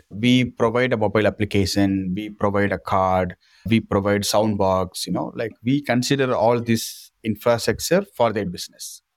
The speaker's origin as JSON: {"language": "English", "town": "Rameswaram", "region": "Tamil Nadu", "country": "India", "second_language": "English", "said": "I'm originally from Rameswaram, from a small village fisherman family in government school"}